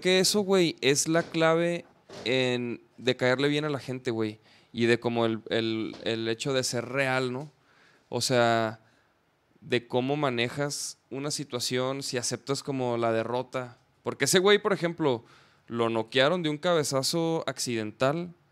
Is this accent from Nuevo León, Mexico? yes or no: no; Chihuahua, Mexico; moved away; yo soy de Chihuahua, Chihuahua